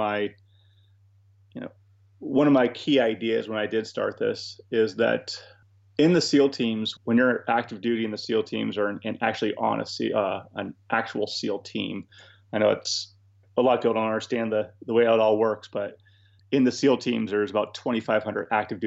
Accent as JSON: {"language": "English", "region": "New England", "country": "United States", "tie": "born or raised there", "said": "I'm from New England, born and raised here, went off to the military from here, and I came back to here after I got out."}